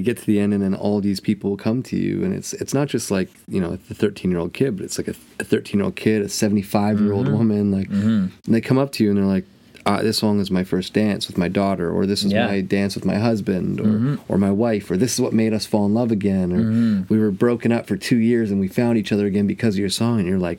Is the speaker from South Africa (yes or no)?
no; Ireland; I'm so Irish, I don't spend any money on myself.